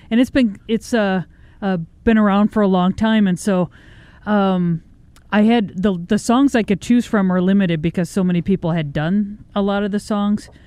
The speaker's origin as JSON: {"language": "English", "region": "Minnesota", "country": "United States", "said": "I was really torn between doing we the replacements because we're from Minnesota"}